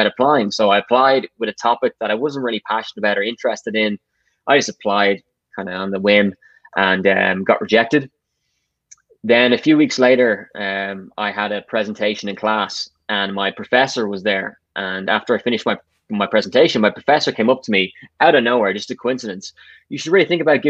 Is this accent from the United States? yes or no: no; Dublin, Leinster, Ireland; I grew up and born in Dublin, so I haven't left